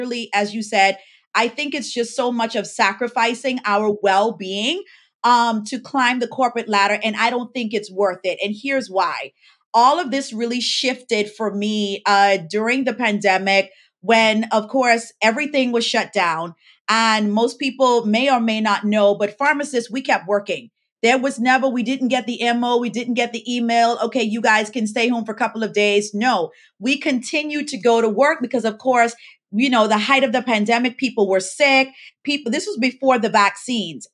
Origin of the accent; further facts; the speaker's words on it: Bahamas; now in Florida, United States; I was born and raised in the Bahamas